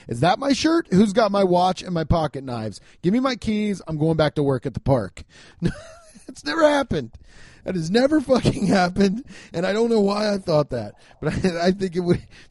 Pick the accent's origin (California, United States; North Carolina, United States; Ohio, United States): Ohio, United States; Cincinnati; I'm holding down the Midwest, baby. I'm from Cincinnati